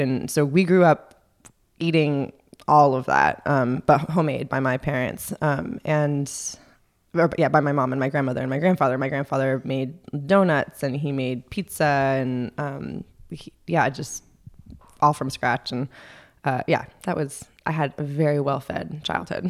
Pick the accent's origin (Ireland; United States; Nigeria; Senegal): United States; Los Angeles, California; moved away as an adult; also born or lived in Berkeley, California / New York; I grew up in Los Angeles.